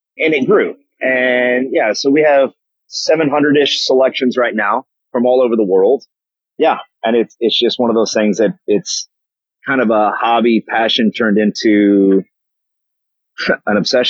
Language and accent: English; Kentucky, United States; now in Nashville, United States; I'm originally from Kentucky, and just have a long history of bourbons in the family